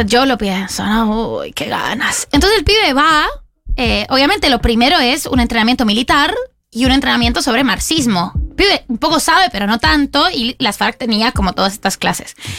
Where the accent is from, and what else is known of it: Colombia; now in Argentina